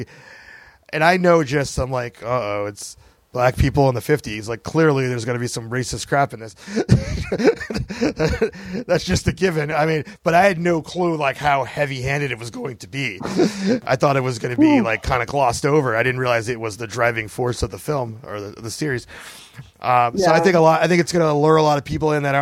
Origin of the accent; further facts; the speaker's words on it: United States; people of color growing up in the United States of America